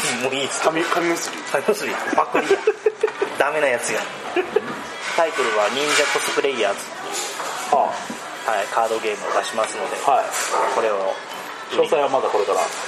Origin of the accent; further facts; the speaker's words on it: Aichi, Japan; こっち地元の愛知の方では